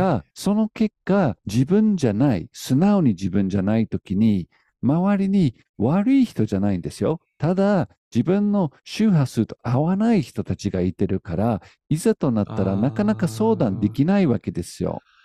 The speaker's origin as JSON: {"language": "Japanese", "country": "United Kingdom", "moved": "yes", "lives_now": "Japan", "said": "僕はイギリス人なんだけど"}